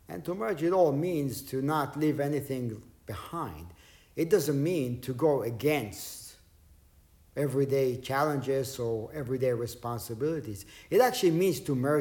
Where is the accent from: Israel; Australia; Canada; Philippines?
Israel; English is a second language; moved away; Growing up in Israel, not a whole lot was translated to Hebrew. Not a whole lot was, my English wasn't that great